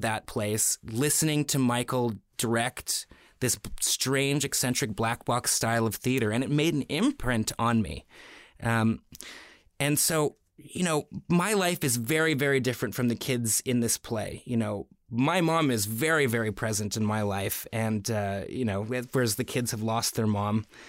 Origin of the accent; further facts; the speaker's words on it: Toronto, Ontario, Canada; You know, I grew up in Toronto around artists, theater makers, painters, you know, people from all walks of life.